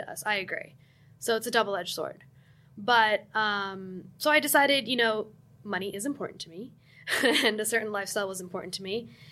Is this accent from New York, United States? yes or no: no; New Jersey, United States; I'm from New Jersey